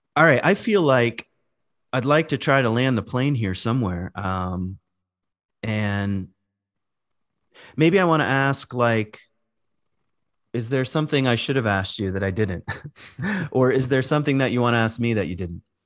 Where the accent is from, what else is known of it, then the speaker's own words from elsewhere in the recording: Virginia, United States; moved away; also born or lived in Michigan; I grew up in Virginia in the woods. I lived, when we moved to Michigan, I lived far out